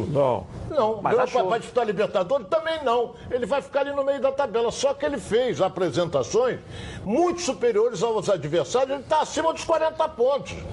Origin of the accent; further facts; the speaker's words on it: Rio de Janeiro, Brazil; Eu nasci na terra de Noel